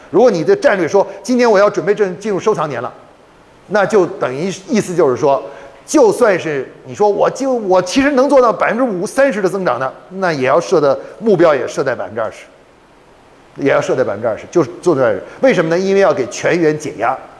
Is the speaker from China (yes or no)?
yes; China; 我们中国人还发明了一个叫五行平衡